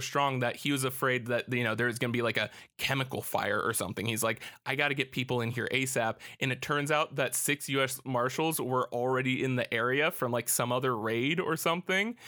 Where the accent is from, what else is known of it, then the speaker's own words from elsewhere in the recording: United States; as an American